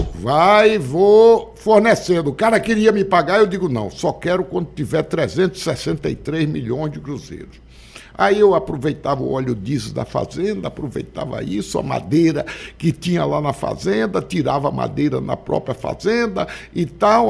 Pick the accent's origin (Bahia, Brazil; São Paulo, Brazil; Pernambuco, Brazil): Bahia, Brazil; Muquém do São Francisco; also born or lived in Rio de Janeiro; now in Salvador, Brazil; Eu venho lá do Muquendo São Francisco, do Riacho da Serra Branca